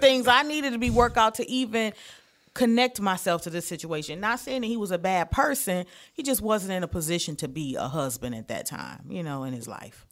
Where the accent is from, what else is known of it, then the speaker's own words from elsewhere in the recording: Detroit, Michigan, United States; moved away; I am originally from Detroit, Michigan